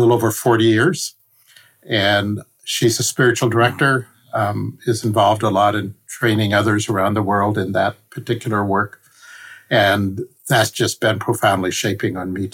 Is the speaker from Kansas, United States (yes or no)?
yes; Kansas, United States; also born or lived in San Francisco, California; now in Pasadena, United States; I grew up in Kansas